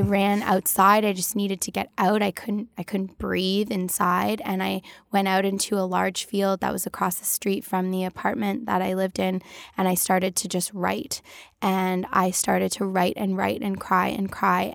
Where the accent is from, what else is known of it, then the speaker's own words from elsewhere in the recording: Toronto, Ontario, Canada; I grew up in Toronto